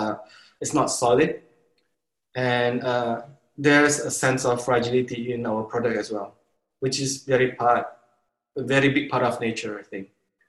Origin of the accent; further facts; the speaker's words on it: Sumatra, Indonesia; born there; now in Bali, Indonesia; I live in Bali. I consider Bali is actually my home now. But like you said, I was born in Sumatra.